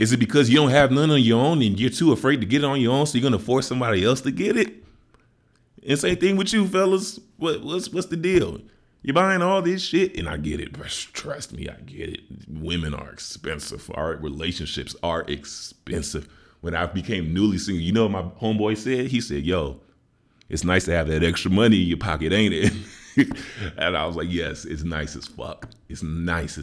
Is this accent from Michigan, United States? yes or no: no; Chicago, Illinois, United States; I'm from Chicago